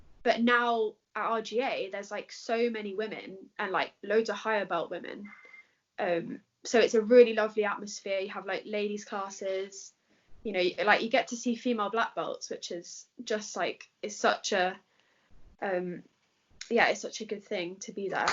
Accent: London, United Kingdom; Okay, so I'm from London. And I train at Roger Gracie Academy HQ

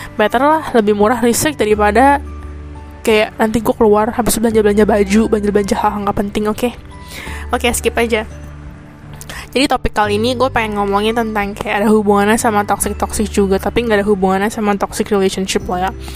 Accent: Indonesia; moved away as an adult; now in Taiwan; gue orang Indonesia yang kuliah di Taiwan

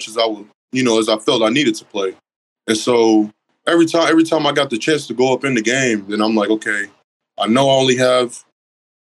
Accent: Oklahoma, United States; also born or lived in Independence, Kansas; I'm from Oklahoma

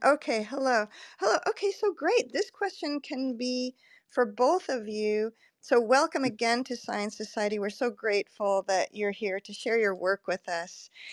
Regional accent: California, United States; moved away; I'm originally from California

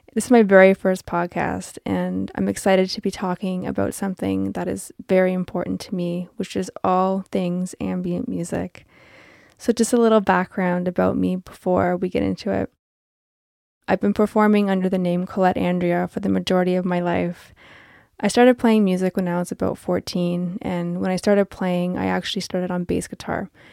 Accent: Toronto, Ontario, Canada; I am from Toronto

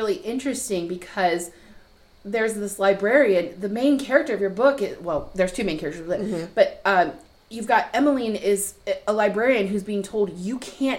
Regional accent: Virginia, United States; because I'm from Virginia and I belong to Virginia Library Association.

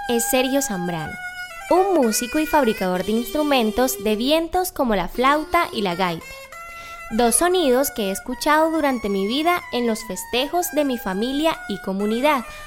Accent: Malambo, Atlántico, Colombia; pertenezco al pueblo indígena Mocaná del territorio de Malambo en el Atlántico

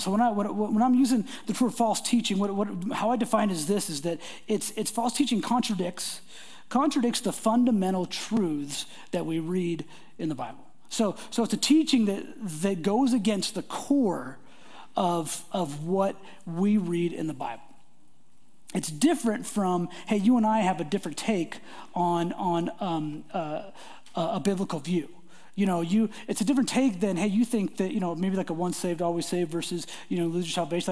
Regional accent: Portland, Oregon, United States; I grew up in the Portland area

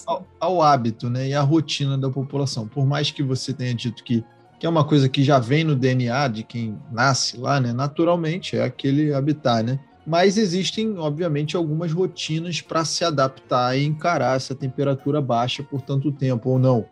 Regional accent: Rio de Janeiro, Brazil; Eu, como carioca

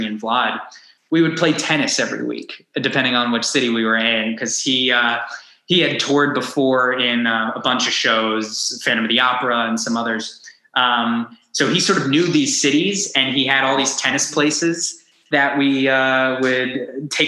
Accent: Long Island, New York, United States; growing up on Long Island, yes, I had the city at my fingertips

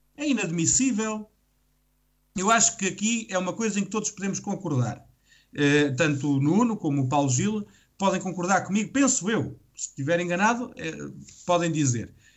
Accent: Calvão, Portugal; Calvão, que por acaso é a minha terra

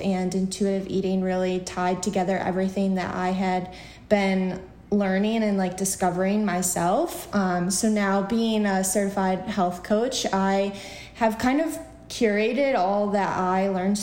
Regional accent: Central New York, United States; also born or lived in Buffalo, New York; now in New York City, United States; I grew up in Central New York

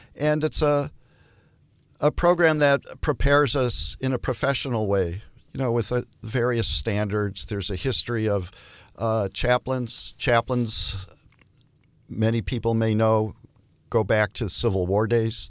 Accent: Detroit, Michigan, United States; I'm from Detroit

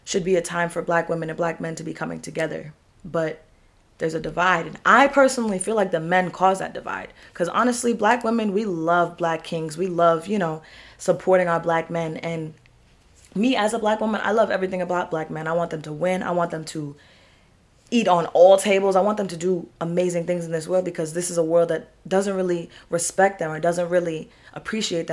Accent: New York, United States; we're from New York, so I'm trained to be hard

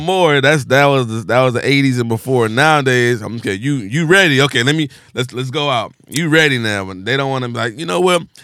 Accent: Compton, California, United States; I was from Compton

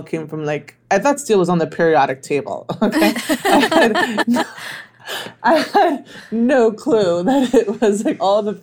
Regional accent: Miami, Florida, United States; I am from Miami, born and raised

